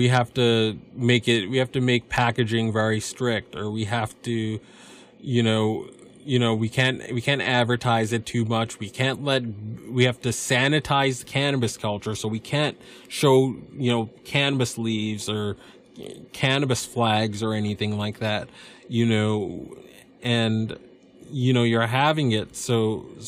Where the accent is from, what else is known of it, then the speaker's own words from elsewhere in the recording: United States; I'm just an American